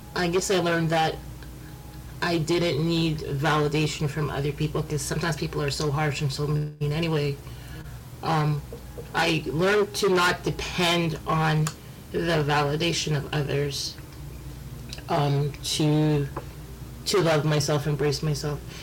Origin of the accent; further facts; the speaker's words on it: Canada; I was born in Canada. My parents are from from the Caribbean